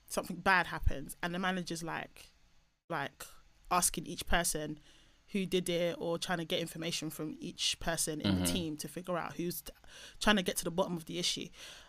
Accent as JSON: {"language": "English", "country": "Nigeria", "said": "even though I'm Nigerian through and through and through. There's no point in me taking an ancestry test. It's just going to say 100% Nigerian, 100%."}